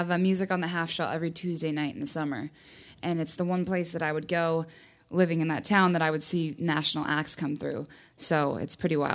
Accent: Oregon, United States; Home in Oregon. So. I'm from Oregon. I'm home.

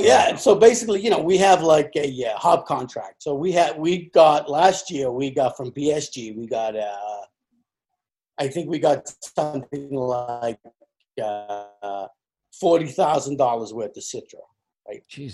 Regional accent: England, United Kingdom; moved away as an adult; now in United States; I'm an Englishman. I was born in England.

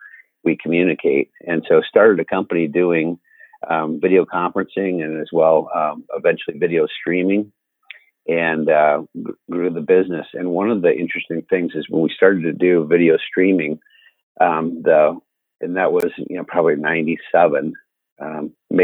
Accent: Cedar Rapids, Iowa, United States; I grew up on a farm outside of Cedar Rapids

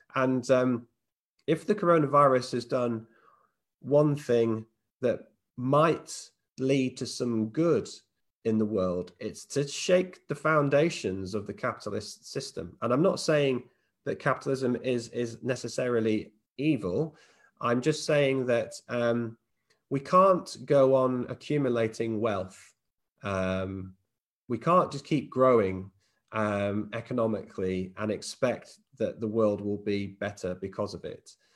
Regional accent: United Kingdom; we're British

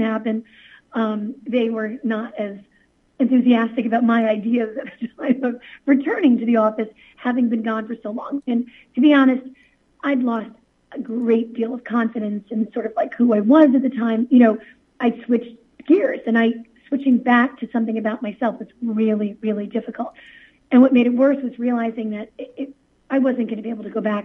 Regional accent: Jersey City, New Jersey, United States; I'm from Jersey City

